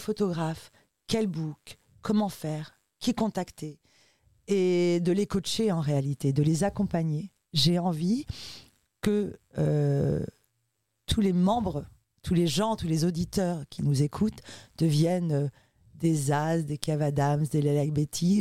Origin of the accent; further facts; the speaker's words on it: Ivry-sur-Seine, Île-de-France, France; also born or lived in Uruguay; Je suis arrivée en France lorsque j'avais 5 mois et j'ai grandi avec ma maman euh, dans un milieu 100% sud-américain et très très très politisé euh, à Ivry-sur-Seine